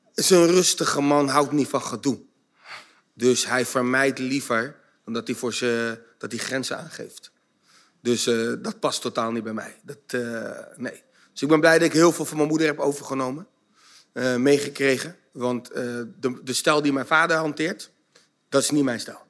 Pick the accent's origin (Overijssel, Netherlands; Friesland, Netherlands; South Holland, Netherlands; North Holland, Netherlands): South Holland, Netherlands; Zoetermeer; also born or lived in The Hague; ik ben in Den Haag geboren, op mijn vierde naar Soetermeer verhuisd.